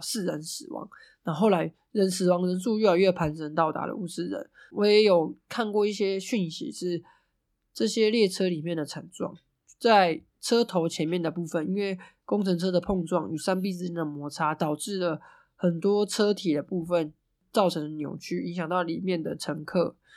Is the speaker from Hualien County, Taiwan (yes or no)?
yes; Hualien County, Taiwan; 总是告诉我们中央，中央不理我们，所以我们花莲人要去反抗